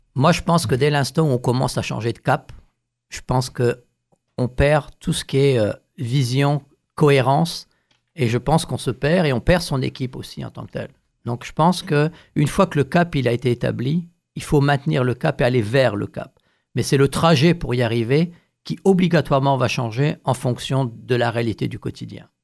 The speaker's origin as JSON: {"language": "French", "area": "northern Paris region", "region": "Île-de-France", "country": "France", "moved": "yes", "said": "je suis originaire de France"}